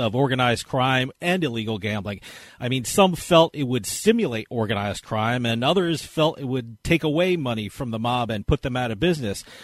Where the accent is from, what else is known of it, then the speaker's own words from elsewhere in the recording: New Jersey, United States; growing up in New Jersey, New York area